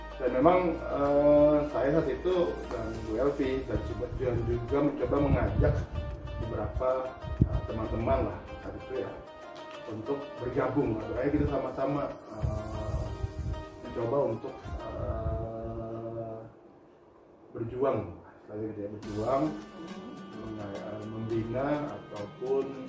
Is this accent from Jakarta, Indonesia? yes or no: yes; Jakarta, Indonesia; now in Bali, Indonesia; dilahirkan di Jakarta